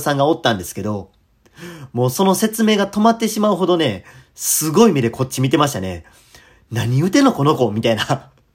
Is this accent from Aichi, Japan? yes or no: no; Kadoma, Osaka, Japan; 僕の出身である門間やったら